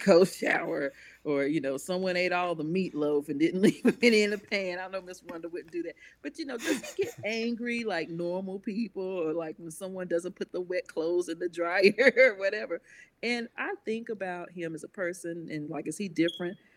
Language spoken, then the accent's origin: English; Concord, United States; also born or lived in Mount Pleasant; I'm from Concord, but for a little while, for about nine years, we lived in Mount Pleasant